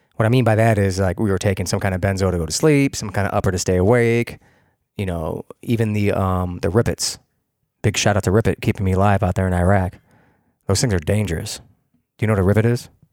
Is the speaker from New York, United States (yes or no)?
yes; Rochester, New York, United States; also born or lived in Hilton, New York; I'm a city kid from the tenth ward.